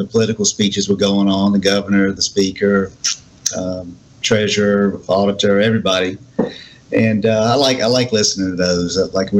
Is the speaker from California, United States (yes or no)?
no; Ocean Springs, Mississippi, United States; growing up here and now being the mayor, you know, it's an awesome responsibility, and I'm honored to be able to do it for my hometown.